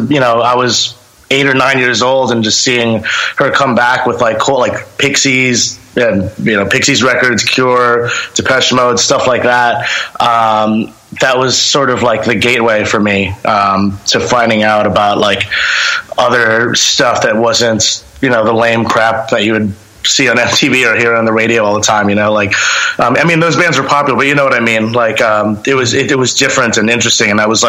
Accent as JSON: {"language": "English", "town": "Long Island", "region": "New York", "country": "United States", "tie": "born or raised there", "said": "Yeah, I actually was born and raised in Long Island. You know, music over there was always sort of prevalent anywhere you go, you know."}